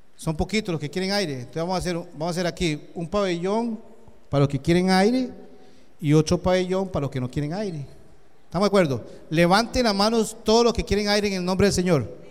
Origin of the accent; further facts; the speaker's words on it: Costa Rica; Yo vine de Costa Rica